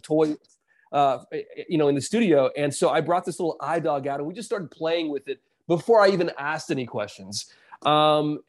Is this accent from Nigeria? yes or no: no; South Carolina, United States; I grew up in South Carolina